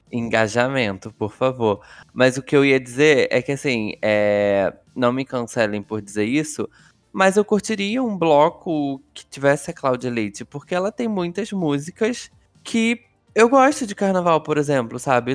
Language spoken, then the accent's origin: Portuguese; Rio de Janeiro, Brazil; moved away; da onde eu morava, da onde eu nasci.